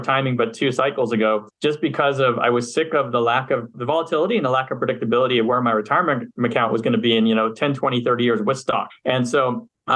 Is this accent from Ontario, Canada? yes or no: no; Montreal, Quebec, Canada; moved away as an adult; also born or lived in Philadelphia, United States; now in Los Angeles, United States; I'm from Montreal, Canada, originally. I spent half my life there, grew up, went to undergrad there